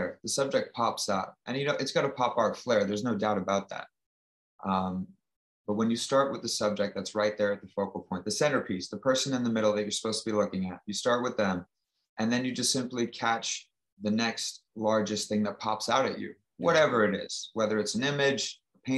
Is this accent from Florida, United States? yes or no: yes; Florida, United States; also born or lived in Mississauga, Ontario, Canada / Vaughan, Ontario, Canada / Las Vegas / London; now in Manhattan, United States; I was born in Mississauga, in between there and Toronto, and then came into the States in the early 90s and ended up growing up on a beach in Florida.